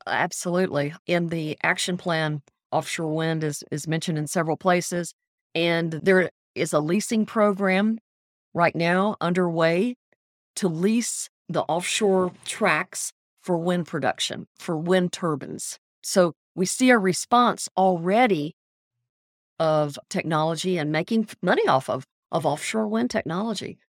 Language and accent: English; Biloxi, Mississippi, United States; moved away as an adult; also born or lived in Texas; now in Louisiana, United States; I grew up in Biloxi, Mississippi, went to college in Louisiana and Mississippi and Texas